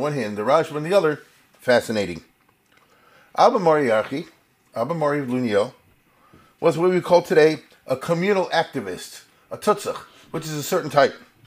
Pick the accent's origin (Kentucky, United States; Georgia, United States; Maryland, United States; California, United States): Maryland, United States; Baltimore; born or raised there